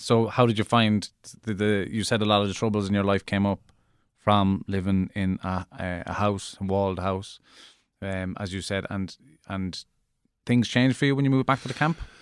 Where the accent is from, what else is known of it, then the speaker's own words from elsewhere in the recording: Cork, Munster, Ireland; moved away; also born or lived in West Dublin; where I grew up in Cork